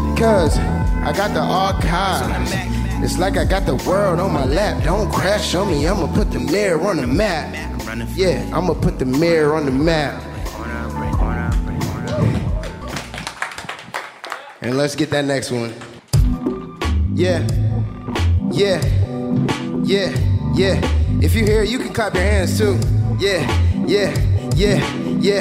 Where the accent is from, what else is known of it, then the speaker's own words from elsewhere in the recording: Woodmere, Ohio, United States; now in Columbus, United States; I'm from Woodmere Village, Cleveland, Ohio. I live in Columbus now